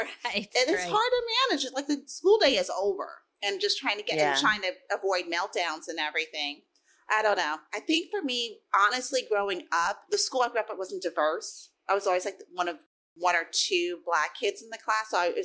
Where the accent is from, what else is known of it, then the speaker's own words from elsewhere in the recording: New York City, New York, United States; I'm from the Bronx.